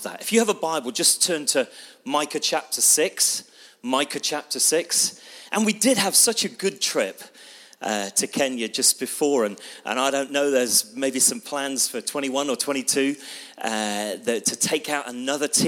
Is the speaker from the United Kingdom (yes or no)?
yes; Bristol, South West England, United Kingdom; I come from Bristol